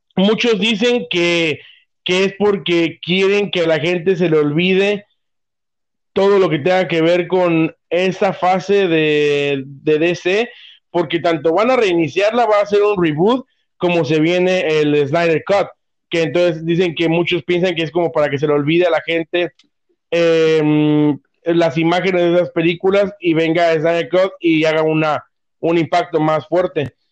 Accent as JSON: {"language": "Spanish", "country": "Mexico", "said": "como mexicano"}